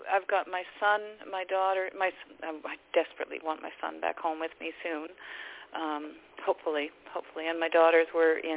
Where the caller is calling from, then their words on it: Abbotsford, British Columbia, Canada; I'm calling from Abbotsford, British Columbia.